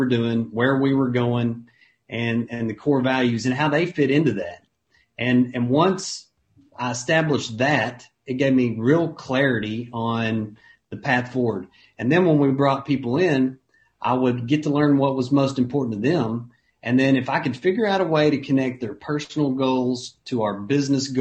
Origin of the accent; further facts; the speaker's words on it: Ardmore, Oklahoma, United States; I was from Ardmore, Oklahoma, and Ardmore, Oklahoma is a town of about 25,000 people.